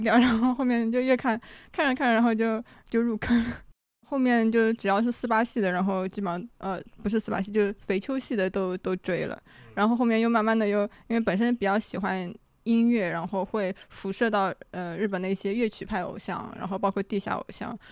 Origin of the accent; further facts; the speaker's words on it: China; 我的整个作为中国人被养大的这个过程中